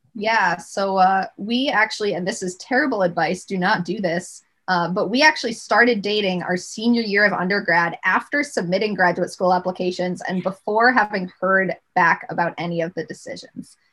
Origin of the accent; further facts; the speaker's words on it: Rochester, New York, United States; I grew up in Rochester, New York